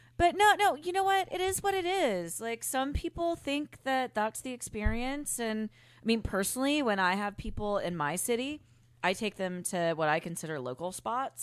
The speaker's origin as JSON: {"language": "English", "town": "Memphis", "region": "Tennessee", "country": "United States", "tie": "born or raised there", "also_born_or_lived": "New Orleans, Louisiana", "moved": "yes", "said": "growing up in Memphis"}